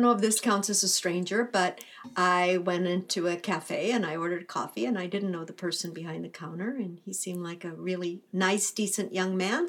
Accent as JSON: {"language": "English", "region": "South Texas", "country": "United States", "tie": "born or raised there", "also_born_or_lived": "Northern California", "first_language": "Spanish", "moved": "as an adult", "lives_now": "California, United States", "said": "I grew up in Texas. I was born there, and I left when I was 21."}